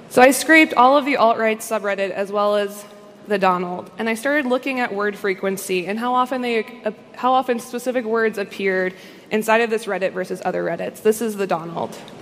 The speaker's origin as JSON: {"language": "English", "country": "United States", "said": "as an American"}